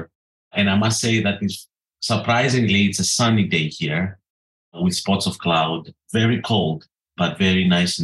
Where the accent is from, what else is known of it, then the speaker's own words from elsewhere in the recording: Greece; moved away as an adult; also born or lived in North Carolina, United States; now in Edinburgh, United Kingdom; I grew up as a kid and as a teenager thinking I'm an American trapped in a Greek body